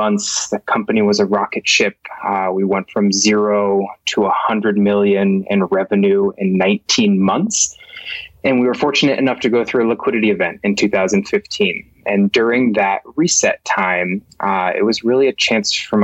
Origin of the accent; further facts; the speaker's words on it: Boston, Massachusetts, United States; moved away as an adult; also born or lived in Colorado; born and raised in Boston, Massachusetts, born and raised, and then made my way to Colorado